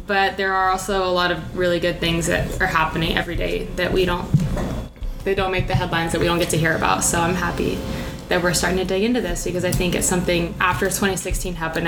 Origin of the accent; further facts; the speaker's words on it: Dallas, Texas, United States; I have been born and raised in Texas pretty much my entire life